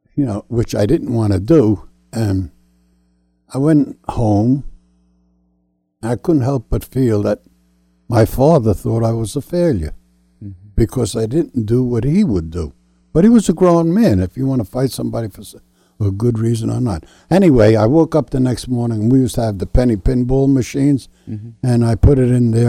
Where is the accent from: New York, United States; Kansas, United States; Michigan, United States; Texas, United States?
New York, United States; New York City; moved away; I come from New York City, and uh, we used to play stickball and dodge the cars coming down the road. I was about 10 years old